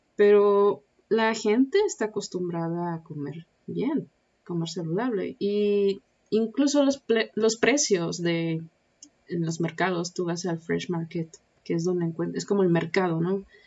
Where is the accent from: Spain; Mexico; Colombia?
Mexico; moved away as an adult; now in Shanghai, China; son ocho años que no he estado en mi país